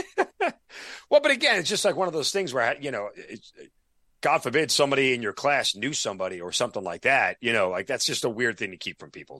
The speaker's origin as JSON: {"language": "English", "region": "New York", "country": "United States", "moved": "yes", "said": "I'm a New Yorker"}